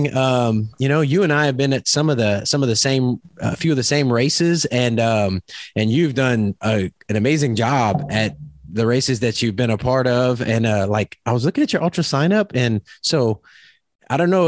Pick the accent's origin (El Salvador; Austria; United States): United States; Louisiana; I'm from Louisiana.